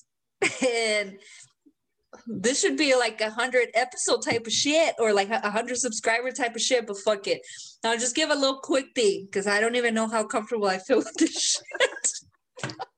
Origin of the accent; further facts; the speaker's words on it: Mexico; English is a second language; now in United States; I'm a Mexican American